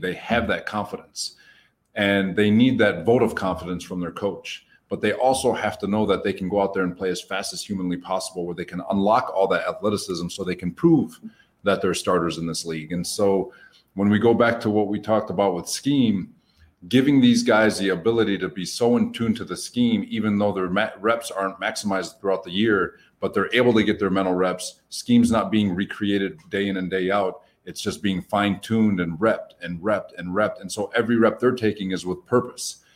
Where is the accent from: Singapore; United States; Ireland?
United States; Dearborn, Michigan; Dearborn, uh, which is a specific city, it's just a suburb outside of Detroit